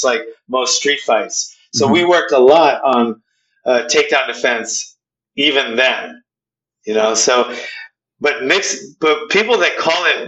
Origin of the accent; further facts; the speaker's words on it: Hawaii, United States; I'm from Hawaii